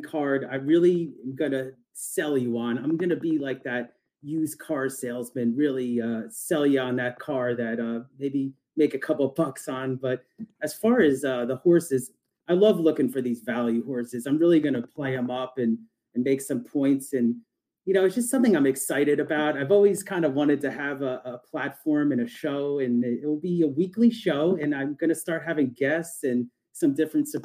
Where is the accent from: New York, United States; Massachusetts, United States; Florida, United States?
New York, United States; Hudson Valley; born and raised, New York suburb above Manhattan